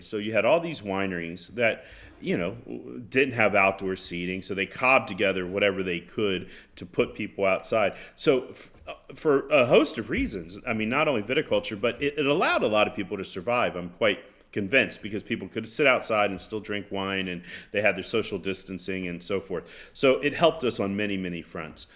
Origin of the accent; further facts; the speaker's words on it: Florida, United States; growing up in Florida, my grandfather